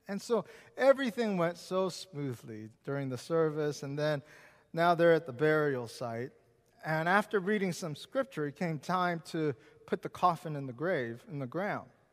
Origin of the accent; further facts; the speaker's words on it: Seattle, Washington, United States; moved away; also born or lived in Richmond, Virginia; I grew up in Seattle